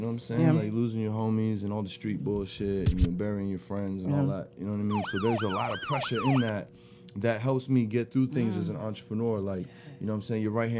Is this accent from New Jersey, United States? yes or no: yes; New Jersey, United States; moved away; Jersey. I'm from Jersey.